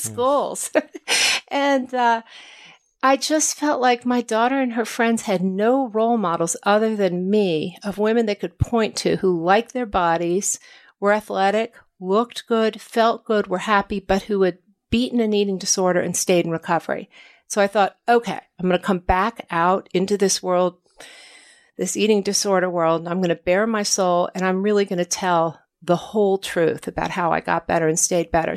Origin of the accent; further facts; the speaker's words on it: Washington, United States; growing up in Washington